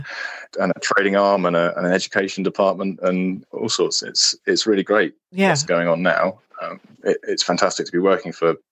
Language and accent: English; East of England, United Kingdom; I grew up around the Valley Fens, which are peat-based fenland habitats.